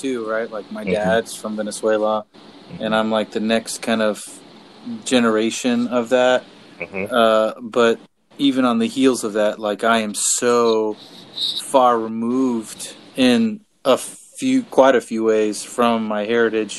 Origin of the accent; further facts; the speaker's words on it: South Florida, United States; where we grew up in South Florida